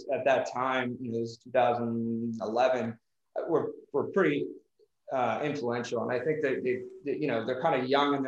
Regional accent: Philadelphia, Pennsylvania, United States; moved away as an adult; now in Denver, United States; growing up in Philly

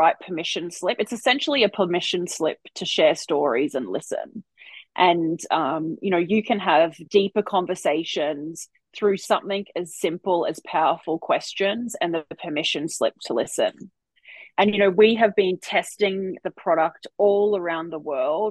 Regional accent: Port Douglas, Queensland, Australia; we grew up together in Port Douglas

